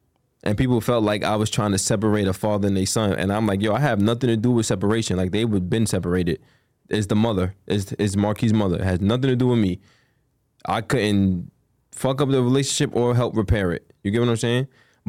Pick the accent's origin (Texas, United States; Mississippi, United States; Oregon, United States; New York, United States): New York, United States; Queens; Well, he's from Long Island. I'm from Queens. I don't be in Long Island.